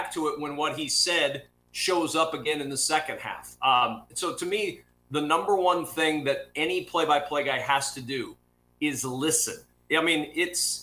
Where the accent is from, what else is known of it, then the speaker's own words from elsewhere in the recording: Nebraska, United States; I'm a kid from Nebraska